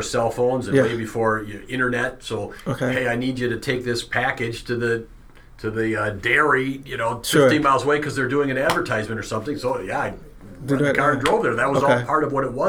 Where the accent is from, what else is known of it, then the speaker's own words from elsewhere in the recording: West Bend, Wisconsin, United States; I grew up in West Bend